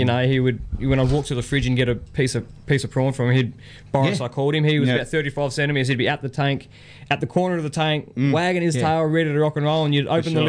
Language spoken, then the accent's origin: English; Barossa, South Australia, Australia; moved away; I'm from Barossa.